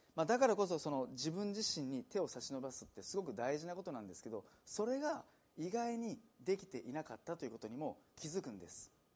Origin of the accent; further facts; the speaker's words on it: Nagano, Japan; moved away; also born or lived in Hikone / Nagoya; 私、まあ、長野県出身